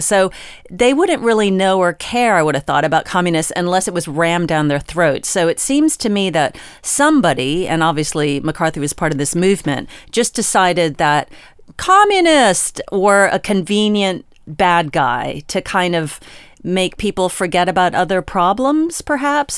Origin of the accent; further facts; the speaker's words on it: Virginia, United States; I am from Virginia